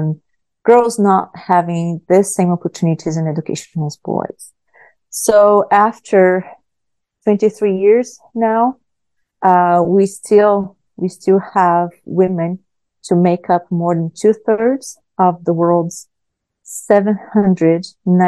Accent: Brazil; English is a second language; moved away as an adult; also born or lived in Myanmar / Nebraska, United States; I am natural from Brazil. I was born in Brazil. I started my teaching career there, teaching as young as I was 16 years old

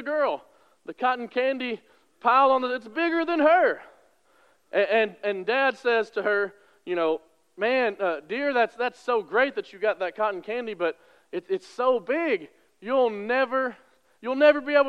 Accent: West Kentucky, United States; I'm from West Kentucky, so the county fair, you could fit in this room.

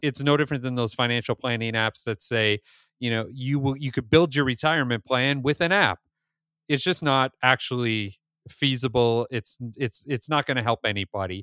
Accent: Northern Ontario, Canada; moved away; I grew up in Northern Ontario, just like you did.

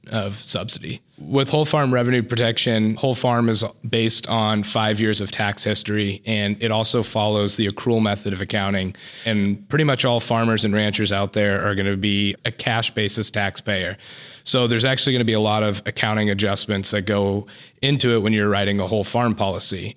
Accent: Woodland, California, United States; I'm from Woodland, California, and work here out of the Woodland office.

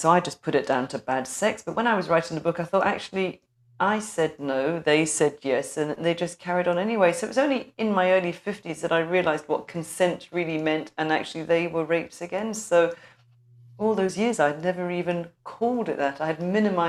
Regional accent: London, United Kingdom; moved away as an adult; now in Scotland, United Kingdom; I'm a North London girl

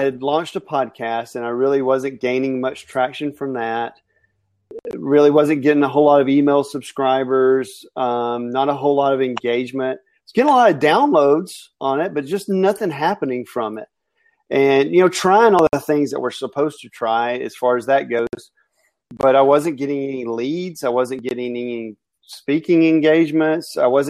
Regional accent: Alabama, United States; And I'm also from Alabama, which that equals poor grammar.

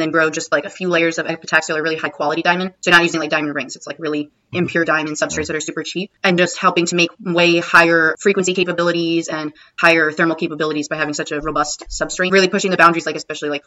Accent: New Jersey, United States; moved away; also born or lived in Arizona; I was born and raised in New Jersey and I stayed there for college

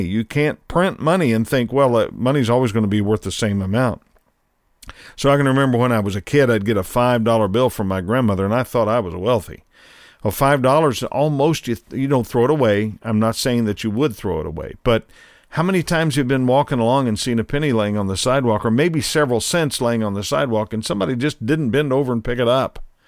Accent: United States; as an American

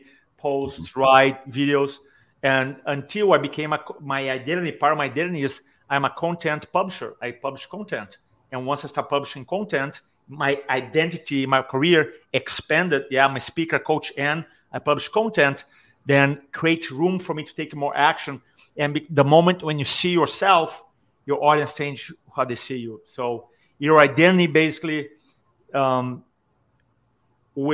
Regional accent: Brazil; moved away as an adult; also born or lived in San Diego, United States; now in Charleston, United States; So I grew up in Brazil, and then I moved to America when I was 25.

